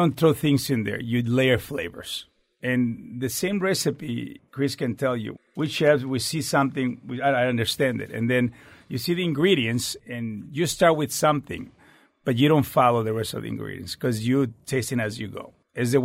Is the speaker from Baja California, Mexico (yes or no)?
yes; Tijuana, Baja California, Mexico; now in United States; I was born in Tijuana, Mexico. So I'm the northern Mexico.